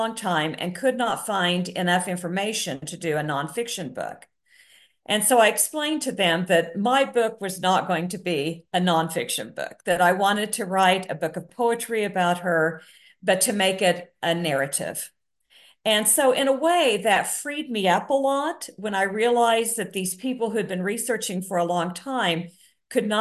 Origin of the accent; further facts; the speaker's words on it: Oklahoma, United States; I grew up in Oklahoma